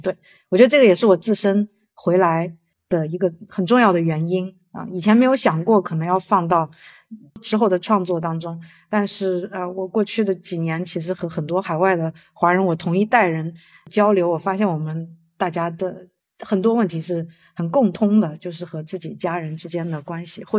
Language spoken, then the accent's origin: Chinese; China; 我我很想要做一个跟我家乡有关的一个，因为我已经很久没有在中国的环境里面创作了。